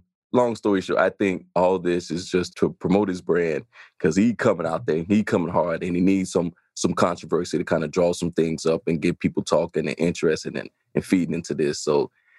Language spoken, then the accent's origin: English; Chicago, Illinois, United States; born or raised there